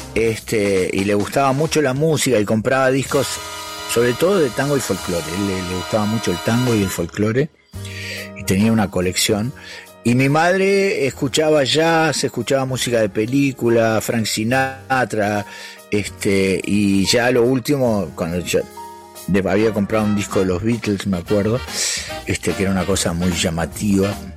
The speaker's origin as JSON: {"language": "Spanish", "town": "Parque del Plata", "region": "Canelones", "country": "Uruguay", "tie": "born or raised there", "also_born_or_lived": "United States", "said": "nos vinimos a vivir a Parque del Plata mi viejo abrió un taller ahí"}